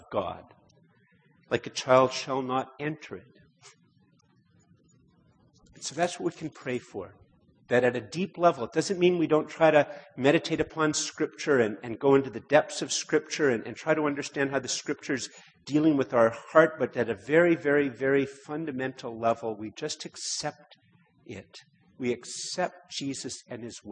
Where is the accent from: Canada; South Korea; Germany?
Canada; Montreal, Quebec; moved away; also born or lived in Ottawa; I was born here about a year after they immigrated to Canada. I grew up in Montreal